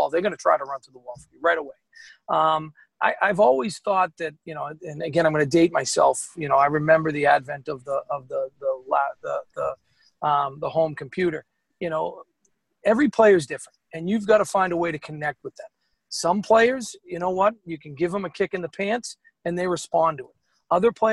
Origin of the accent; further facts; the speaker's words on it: Boston, Massachusetts, United States; growing up in Dorchester